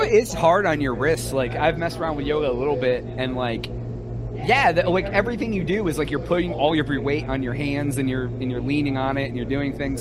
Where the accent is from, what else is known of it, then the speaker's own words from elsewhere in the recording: Ohio by Lake Erie, United States; now in Texas, United States; I grew up in Ohio by Lake Erie